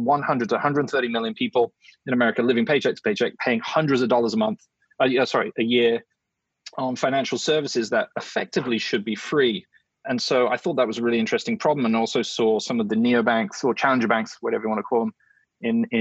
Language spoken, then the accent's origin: English; England, United Kingdom; now in United States; I'm an English guy